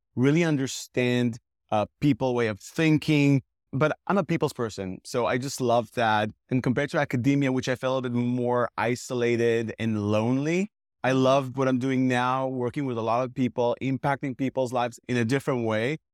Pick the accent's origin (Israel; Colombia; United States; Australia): Israel; I'm originally from Israel.